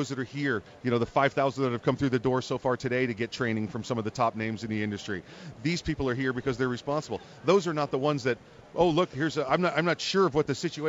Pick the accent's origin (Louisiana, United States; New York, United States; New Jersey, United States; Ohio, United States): New York, United States; moved away; I'm from New York. That's home for me. I still go up there. They're my sports teams and everything else.